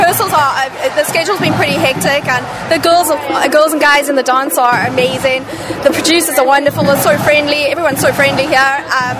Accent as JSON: {"language": "English", "town": "Johannesburg", "region": "Gauteng", "country": "South Africa", "said": "I'm from Johannesburg"}